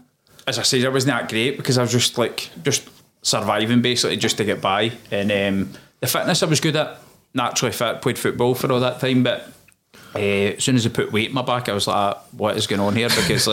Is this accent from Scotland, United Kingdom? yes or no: yes; Blantyre, Scotland, United Kingdom; So I was in Blantyre, mate.